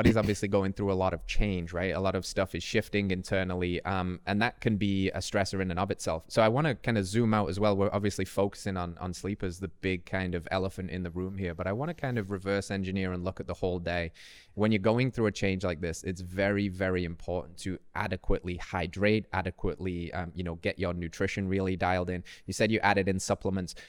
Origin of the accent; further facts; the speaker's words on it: Tennessee, United States; my home state, Tennessee